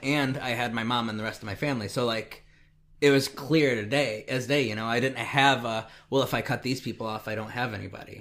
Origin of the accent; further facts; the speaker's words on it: Indiana, United States; I'm from Indiana